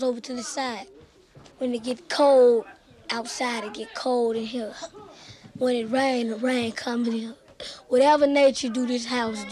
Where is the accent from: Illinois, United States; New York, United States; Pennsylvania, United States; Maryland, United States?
Illinois, United States; Chicago; I'm from Otterby Wells